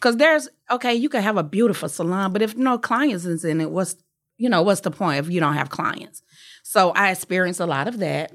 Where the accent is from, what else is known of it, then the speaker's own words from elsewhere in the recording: Atlanta, Georgia, United States; I was from Atlanta